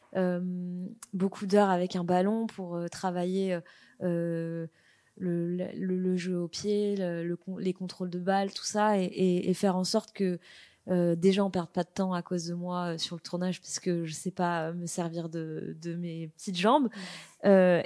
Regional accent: Paris, Île-de-France, France; je viens de Paris

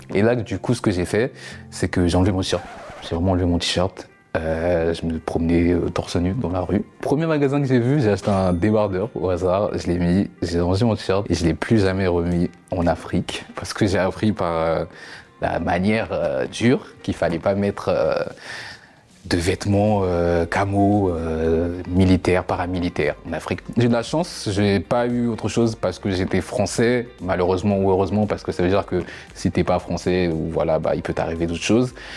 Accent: France; je suis français, je suis français

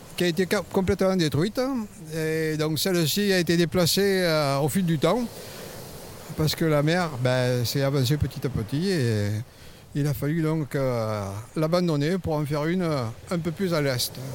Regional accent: La Crau, near Hyères, Provence-Alpes-Côte d'Azur, France; Je suis né à la Croix, dans la région tout près d'hier

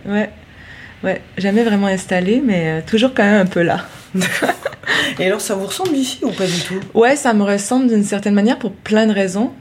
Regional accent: Quebec City, Quebec, Canada; je viens de la ville de Québec, et c'est une ville qui a un cap qui donne face à l'eau, face au fleuve Saint-Laurent. Et c'est une ville où il vente tout le temps.

